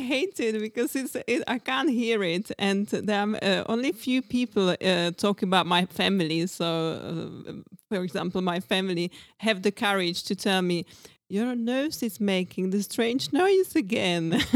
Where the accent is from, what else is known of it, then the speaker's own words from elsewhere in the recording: Brno, South Moravian Region, Czechia; English is a second language; moved away as an adult; also born or lived in Brighton, United Kingdom / Mallorca, Spain / Ibiza, Spain / Greece; now in Czech Republic; I come from Brno